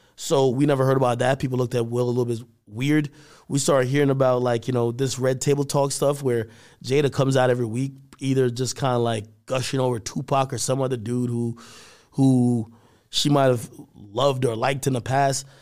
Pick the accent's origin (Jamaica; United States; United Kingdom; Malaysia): Jamaica; moved away; my family from a third world country, Jamaica, and I was born there